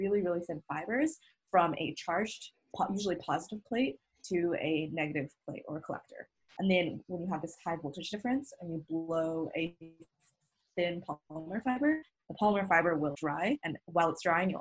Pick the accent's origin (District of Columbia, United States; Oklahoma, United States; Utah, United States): Utah, United States; I'm from Utah and helping out where my home is